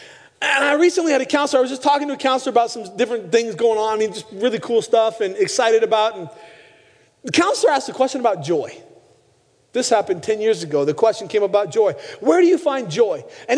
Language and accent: English; Pacific Northwest, United States; moved away; also born or lived in Arizona; I grew up in the Northwest.